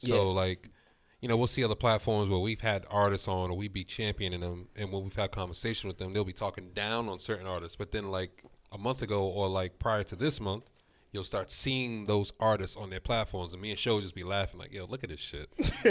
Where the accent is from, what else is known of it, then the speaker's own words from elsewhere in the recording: Boston, Massachusetts, United States; We're from Roxbury, bro.